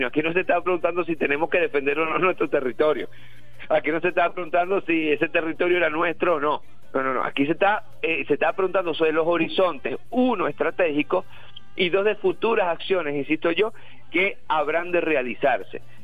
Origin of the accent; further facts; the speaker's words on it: Venezuela; todos nosotros, todos los venezolanos y las venezolanas